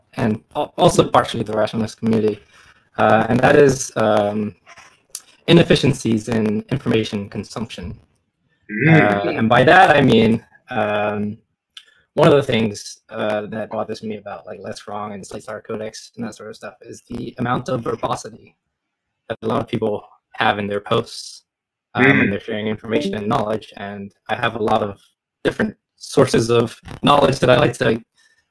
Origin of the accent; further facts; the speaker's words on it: Bermuda; moved away as an adult; now in Bristol, United Kingdom; I'm originally from Bermuda, like the triangle.